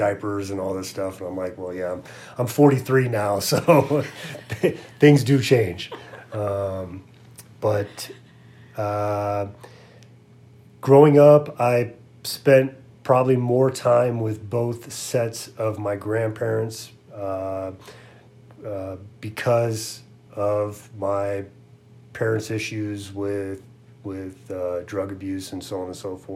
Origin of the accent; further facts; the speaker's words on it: Santa Rosa, California, United States; I grew up in Santa Rosa, California